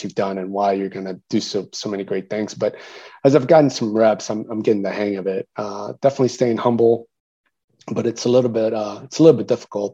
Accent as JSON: {"language": "English", "town": "San Antonio", "region": "Texas", "country": "United States", "tie": "born or raised there", "also_born_or_lived": "Mexico City, Mexico"}